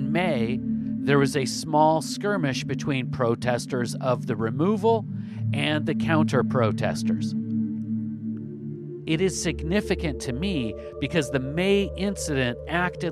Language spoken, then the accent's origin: English; Washington, United States; I'm from Washington State, born and bred Washingtonian